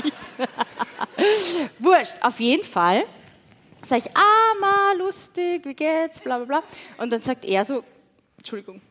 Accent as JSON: {"language": "German", "town": "Wiener Neustadt", "region": "Lower Austria", "country": "Austria", "said": "ich komme aus Wiener Neustadt"}